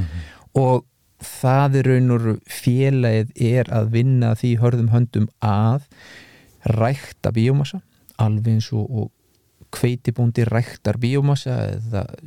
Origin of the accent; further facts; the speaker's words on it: Iceland; við Íslandingar